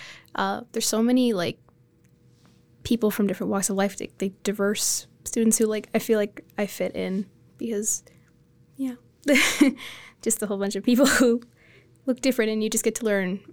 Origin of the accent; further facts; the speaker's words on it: Edmonton, Alberta, Canada; also born or lived in Lethbridge; now in Coaldale, Canada; I was born in Canada, and then I lived in Edmonton most of my life. And then we kind of just kept getting smaller and smaller, and then eventually moved to Lethbridge and then ended up in Coaldale.